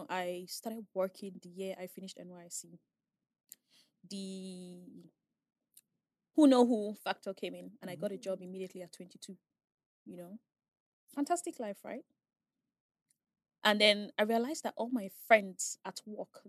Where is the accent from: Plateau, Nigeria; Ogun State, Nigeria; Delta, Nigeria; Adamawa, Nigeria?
Delta, Nigeria; Asaba; I was raised in Asaba